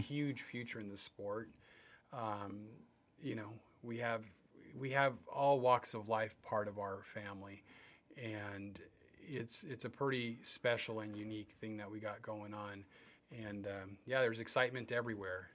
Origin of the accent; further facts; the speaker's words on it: West Covina, California, United States; now in Chino Hills, United States; I grew up in West Covina